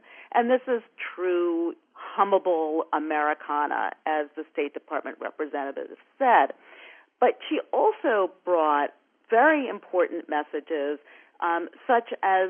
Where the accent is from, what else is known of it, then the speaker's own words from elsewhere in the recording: New York, United States; I was lucky enough to be brought up in New York